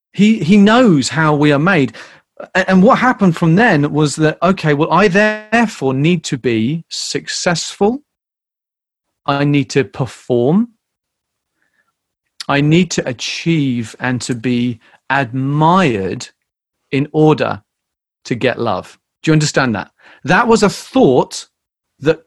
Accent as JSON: {"language": "English", "country": "United Kingdom", "tie": "born or raised there", "also_born_or_lived": "Canterbury", "moved": "as an adult", "lives_now": "United States", "said": "growing up in Britain"}